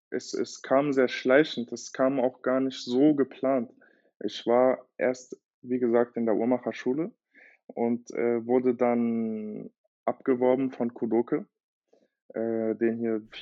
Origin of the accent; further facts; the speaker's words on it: Berlin, Germany; ich bin äh, 26 Jahre alt und ich komme aus Berlin ursprünglich, habe brasilianische Wurzeln